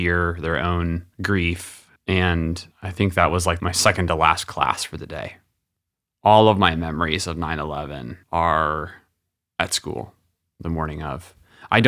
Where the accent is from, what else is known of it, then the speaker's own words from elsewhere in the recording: California, United States; I grew up in California, so I'm on the West Coast